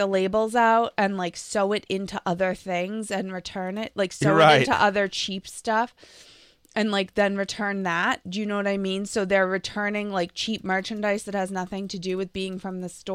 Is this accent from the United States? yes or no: yes; Lexington, Massachusetts, United States; I grew up in Lexington